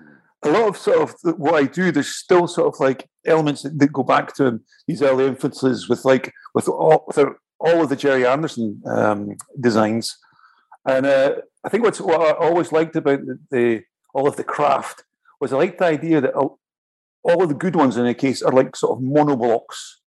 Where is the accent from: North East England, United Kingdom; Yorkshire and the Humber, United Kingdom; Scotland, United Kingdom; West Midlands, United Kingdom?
Scotland, United Kingdom; also born or lived in London / Italy; now in Paris, France; No, I was obviously I'm Scottish. I was born on the north coast of Scotland, and I moved down. I was in London for a while, and I was in Italy, and then I was in Paris.